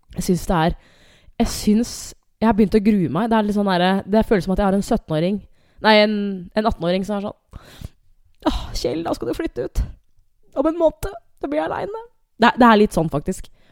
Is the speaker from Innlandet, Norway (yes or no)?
yes; Hamar, Innlandet, Norway; now in Asker, Norway; Jeg er fra Hamar